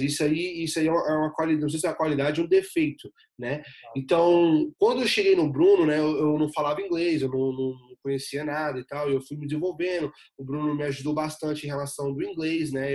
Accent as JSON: {"language": "Portuguese", "town": "Ceilândia", "region": "Federal District", "country": "Brazil", "tie": "born or raised there", "also_born_or_lived": "Recanto das Emas", "moved": "as an adult", "lives_now": "United States", "said": "eu sou de Brasília, né, a capital federal, e nascido e criado na, na comunidade da Ceilândia, né, na cidade da Ceilândia"}